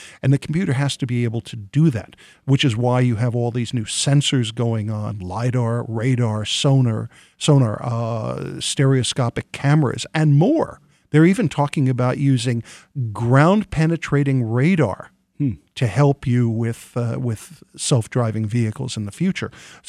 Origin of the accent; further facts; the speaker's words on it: New York, United States; I'm from New York and originally